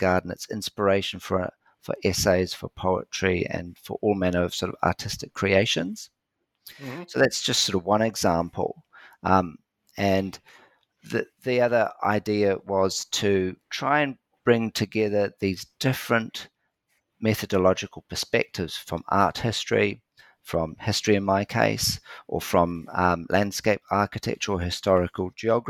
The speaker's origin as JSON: {"language": "English", "country": "New Zealand", "tie": "born or raised there", "said": "when I was a kid growing up in New Zealand in the 70s and 80s"}